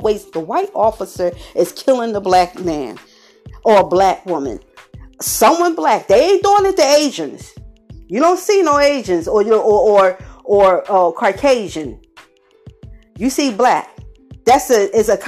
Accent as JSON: {"language": "English", "town": "Philadelphia", "region": "Pennsylvania", "country": "United States", "said": "I'm from Philadelphia, Pennsylvania"}